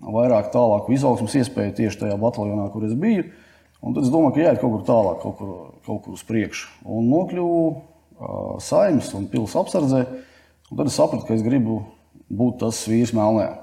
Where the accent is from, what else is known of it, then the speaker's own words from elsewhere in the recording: Latvia; mēs no Latvijas aizbraucām